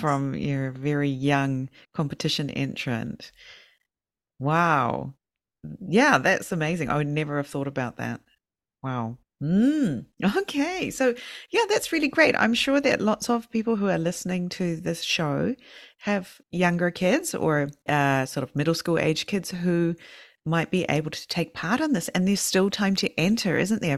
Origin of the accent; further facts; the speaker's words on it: New Zealand; now in Fukushima, Japan; I'm from New Zealand